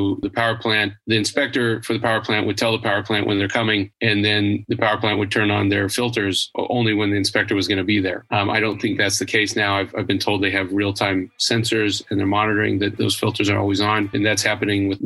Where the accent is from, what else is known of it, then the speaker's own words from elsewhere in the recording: Idaho, United States; moved away as an adult; also born or lived in Texas / Tainan, Taiwan; now in China; I'm originally from Idaho